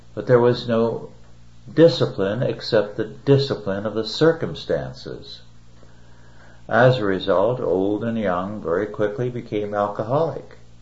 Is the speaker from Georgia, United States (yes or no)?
no; Kingsburg, California, United States; My hometown, Kingsburg, California, when I was a child and a young man